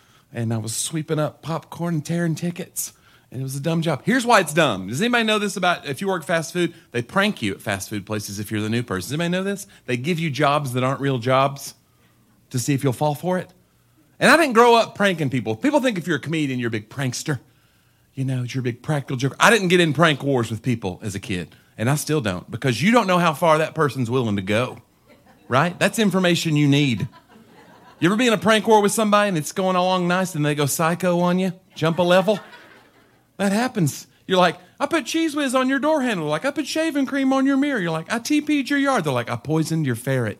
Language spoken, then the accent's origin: English; Tennessee, United States; I'm from Tennessee